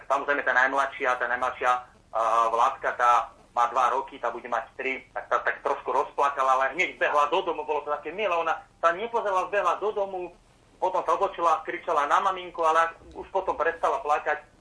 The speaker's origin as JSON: {"language": "Slovak", "town": "Veľký Krtíš", "region": "Banská Bystrica Region", "country": "Slovakia", "moved": "yes", "lives_now": "western Slovakia, Slovakia"}